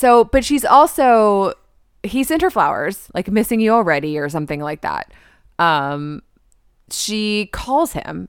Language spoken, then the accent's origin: English; Texas, United States; You know I'm from Texas. I love yellow roses.